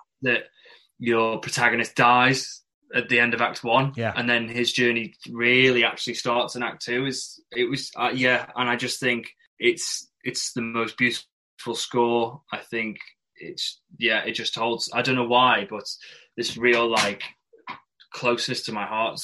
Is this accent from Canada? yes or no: no; Isle of Man; accent: northern; moved away; I'd say I'm from the Isle of Man for 3 years